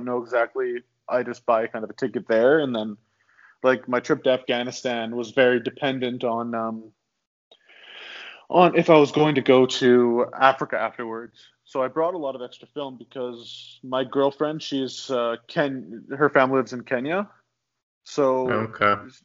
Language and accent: English; Chamberlain, Saskatchewan, Canada; moved away as an adult; now in Vancouver Island, Canada; I grew up in Saskatchewan. I grew up outside of a town called Chamberlain for a bit. It's where I finished high school.